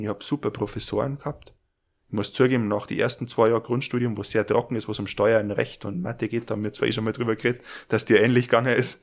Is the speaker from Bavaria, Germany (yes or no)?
yes; Garmisch-Partenkirchen, Bavaria, Germany; bei uns in Garmisch